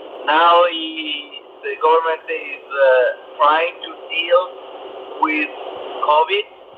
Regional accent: Italy; from Italy.

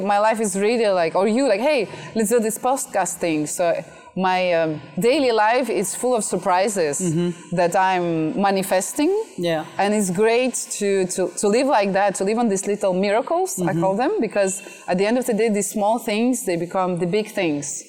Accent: France; moved away as an adult; also born or lived in Russia / China; now in Vietnam; I was born in Russia and I grew up in France

